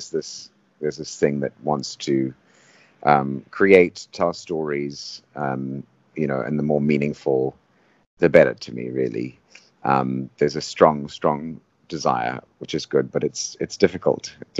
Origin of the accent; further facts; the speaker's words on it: Zimbabwe; When I grew up in Zimbabwe on a tobacco farm.